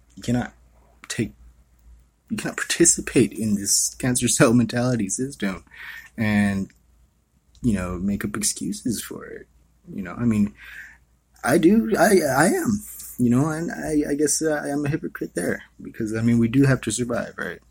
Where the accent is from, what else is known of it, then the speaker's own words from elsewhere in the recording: Hawaii, United States; I was born and raised in Hawaii.